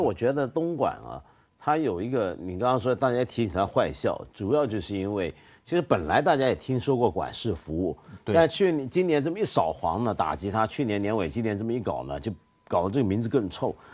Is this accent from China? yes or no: no; Taiwan; 你知道北投温泉在我小时候在台湾给人的印象是什么？